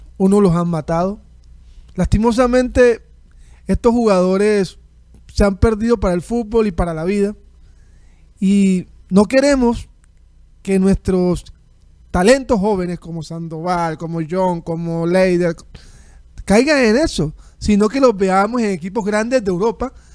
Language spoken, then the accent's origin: Spanish; Colombian Caribbean coast, Colombia; como costeño